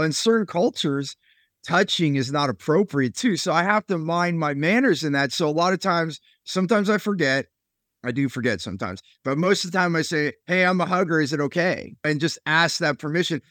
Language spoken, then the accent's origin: English; Silicon Valley, California, United States; I grew up there in California